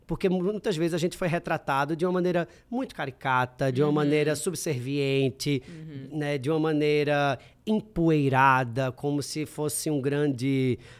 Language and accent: Portuguese; Northeast Region, Brazil; a revolução que mais me motiva é criar esse novo imaginário como, como nordestino, com, e com tanta gente, com todos os nordestinos acordados